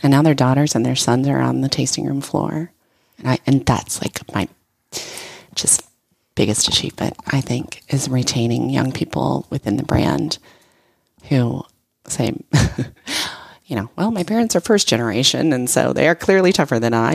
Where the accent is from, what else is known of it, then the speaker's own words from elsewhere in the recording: Oregon, United States; now in Texas, United States; I'm from Oregon